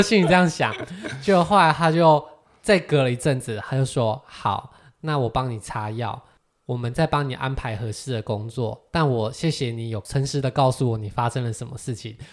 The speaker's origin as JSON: {"language": "Chinese", "country": "Taiwan", "said": "“台湾。”"}